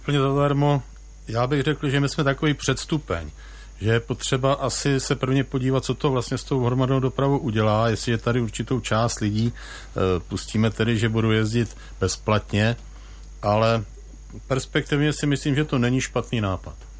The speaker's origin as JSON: {"language": "Czech", "town": "Jihlava", "region": "Vysočina Region", "country": "Czechia", "tie": "born or raised there", "said": "jsem narozený v Jihlavě"}